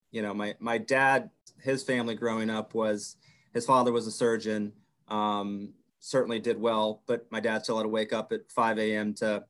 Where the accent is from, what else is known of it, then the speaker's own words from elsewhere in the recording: the South, United States; It's like, no, I grew up in the South with a strict mom.